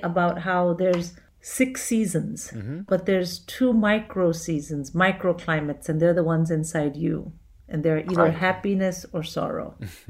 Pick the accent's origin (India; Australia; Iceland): India; as an Indian